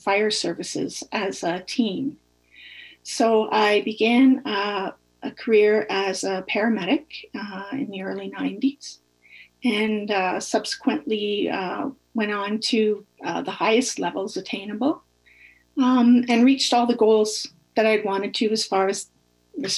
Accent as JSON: {"language": "English", "region": "Northern Ontario", "country": "Canada", "tie": "born or raised there", "said": "I was born and raised in a small Northern Ontario community"}